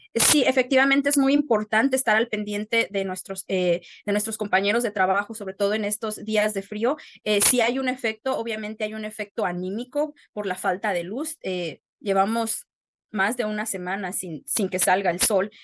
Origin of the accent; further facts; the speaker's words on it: Jerécuaro, Guanajuato, Mexico; moved away as an adult; also born or lived in Querétaro / Aguascalientes; now in Newton, Wisconsin, United States; soy originaria de Jerecuaro, Guanajuato